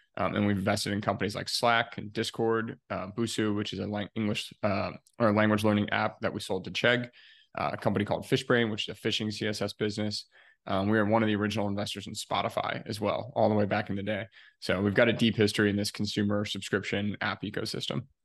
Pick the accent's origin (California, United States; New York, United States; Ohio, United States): Ohio, United States; moved away as an adult; also born or lived in Chicago, Illinois; I'm originally from Ohio here in the US